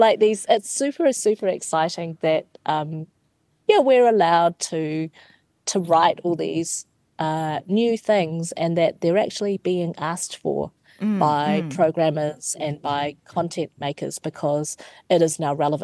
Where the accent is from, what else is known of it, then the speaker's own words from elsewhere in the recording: New Zealand; specifically to growing up in New Zealand.